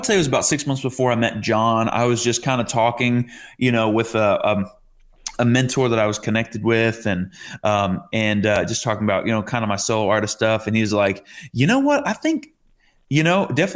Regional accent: Rhode Island, United States; moved away as an adult; now in Tennessee, United States; I'm from Rhode Island

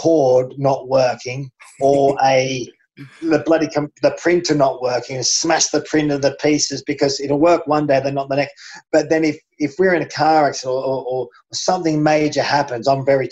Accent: Australia; growing up in Australia in the 70s and 80s

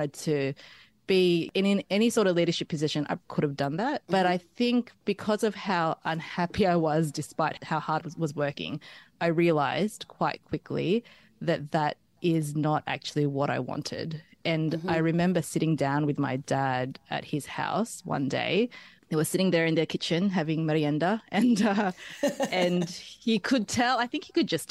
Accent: Sydney, New South Wales, Australia; also born or lived in Philippines; I am Filipino born, Western Sydney raised. My family moved to Australia when I was 3 years old

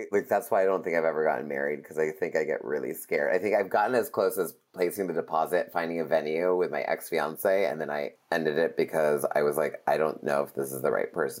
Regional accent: New York, United States; moved away as an adult; now in Los Angeles, United States; for me being a New Yorker, now being in LA 13 years

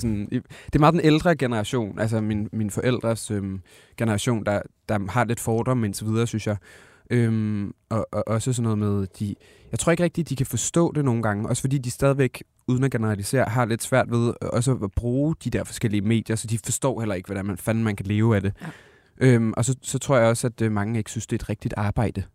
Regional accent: Aalborg, North Denmark Region, Denmark; jeg kommer fra Aalborg

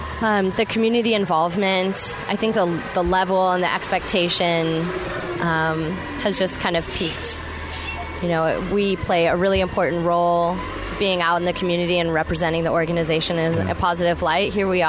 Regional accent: Sacramento, California, United States; I'm actually from Sacramento, and I make the commute to Oakland.

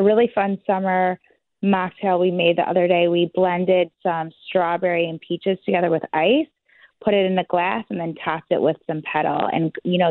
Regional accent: Chicago, Illinois, United States; also born or lived in South Africa; I was born in South Africa and raised in Chicago

